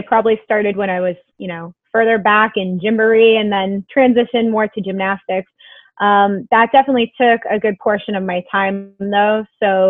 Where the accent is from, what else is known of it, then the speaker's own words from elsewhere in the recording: Long Island, New York, United States; I'm from Long Island.